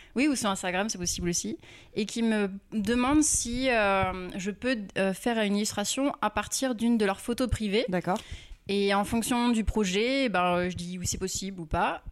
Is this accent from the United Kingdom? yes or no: no; Rouen, Normandy, France; now in Paris, France; je viens de Rouen